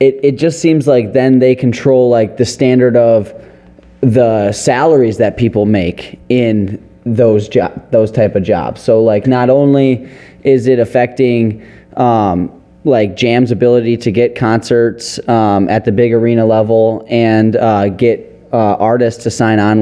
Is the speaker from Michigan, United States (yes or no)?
yes; Detroit, Michigan, United States; We're from Detroit